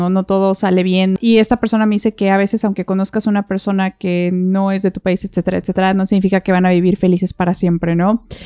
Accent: Mexico; Entonces tomamos la decisión de venir a vivir a México de donde yo soy.

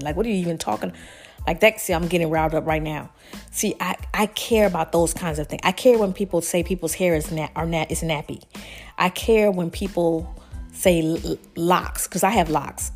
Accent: the South, United States; I'm from the South

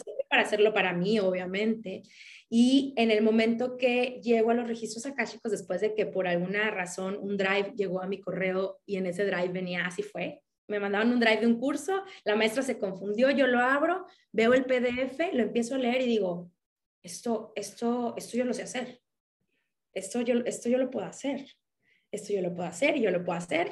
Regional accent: Mexico; mexicana, tengo 37 años

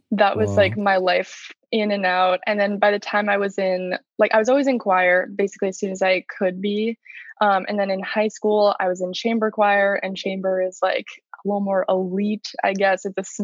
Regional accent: Maryland, United States; also born or lived in Georgia; No, I was born in Georgia, actually. We moved around a lot and kind of settled just in Maryland. So that's where I say I'm from.

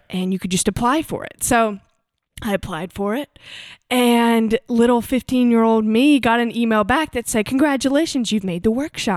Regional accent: United States; moved away as an adult; also born or lived in Hattiesburg, Mississippi / Huntsville, Alabama / Auburn, Alabama; now in Nashville, United States; I grew up half in Mississippi and half in Alabama, so Hattiesburg and Huntsville

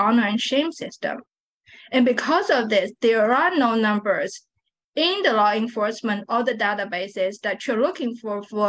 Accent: Shanghai, China; now in Texas, United States; I was born and raised there

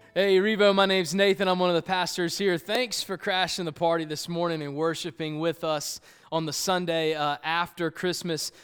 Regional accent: Columbia, South Carolina, United States; moved away; I grew up in Columbia, South Carolina, the concrete jungle

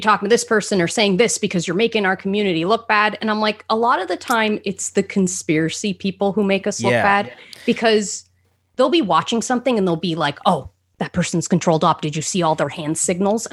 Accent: Canada; I'm a Canadian living in a town no one's heard

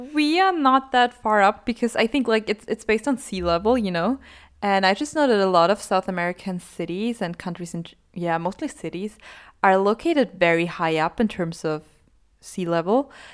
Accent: Austria; I'm from Austria

